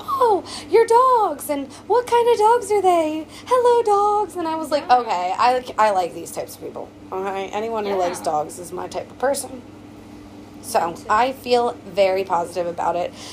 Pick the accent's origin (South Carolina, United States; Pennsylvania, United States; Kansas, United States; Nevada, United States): Pennsylvania, United States; Coatesville; moved away as an adult; now in Lancaster, United States; from Coatesville, Pennsylvania. I mean, like, yeah. Not that I don't love my hometown